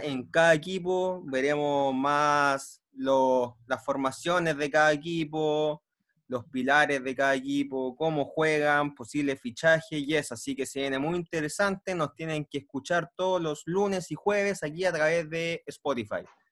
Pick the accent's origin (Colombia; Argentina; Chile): Chile; nosotros, como chilenos